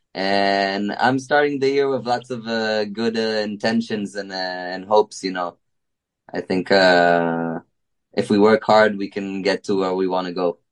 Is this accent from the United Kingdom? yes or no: no; Israel; we're from Israel